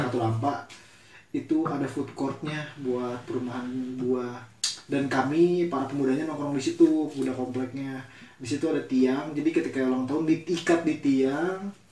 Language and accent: Indonesian; Bogor, West Java, Indonesia; kita besar di Bogor kami besar di Bogor